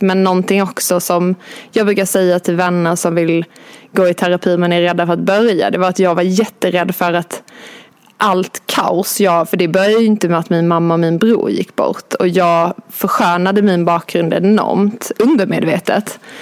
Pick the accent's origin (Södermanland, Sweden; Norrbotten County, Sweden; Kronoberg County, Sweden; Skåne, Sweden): Skåne, Sweden; moved away as an adult; now in Stockholm, Sweden; jag kommer från Skåne. Jag eh, flyttade till Stockholm för 11-12 år sedan